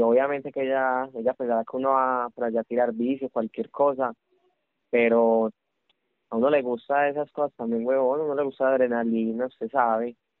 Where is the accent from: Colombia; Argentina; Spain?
Colombia; Paisa, Antioquia; los paisas somos así